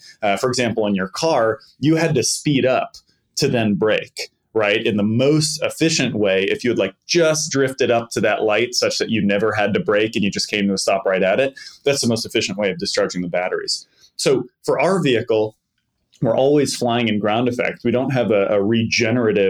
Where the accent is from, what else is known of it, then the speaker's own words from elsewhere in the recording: Boston, Massachusetts, United States; I grew up in the Boston area